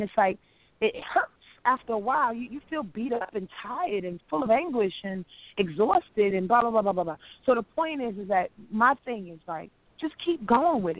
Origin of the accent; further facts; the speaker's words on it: Yonkers, New York, United States; I'm from Yonkers, New York